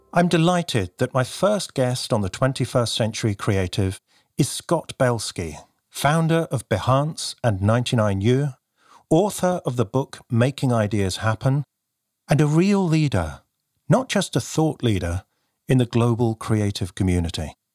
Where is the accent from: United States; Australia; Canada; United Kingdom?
United Kingdom; also born or lived in near Bristol / London; You can probably tell from my accent, I hail from the U K